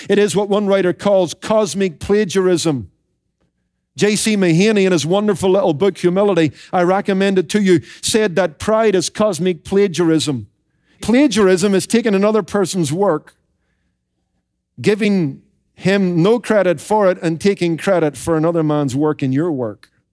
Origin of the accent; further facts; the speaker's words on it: Northern Ireland, United Kingdom; When I was growing up in Northern Ireland